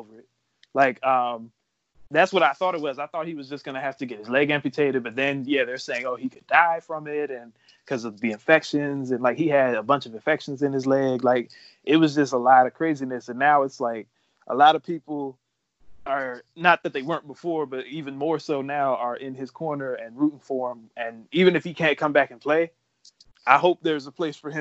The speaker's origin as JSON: {"language": "English", "town": "Rockville", "region": "Maryland", "country": "United States", "said": "I'm from Maryland. I'm from Rockville."}